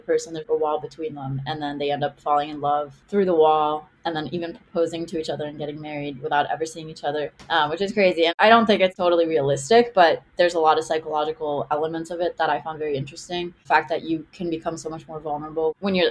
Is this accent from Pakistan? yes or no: no; Israel; English is a second language; now in Miami, United States; I live in Miami, but I grew up in Israel.